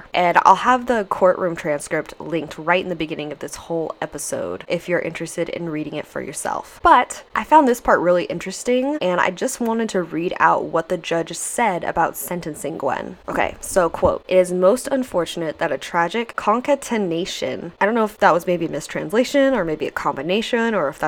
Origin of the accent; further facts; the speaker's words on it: United States; I'm American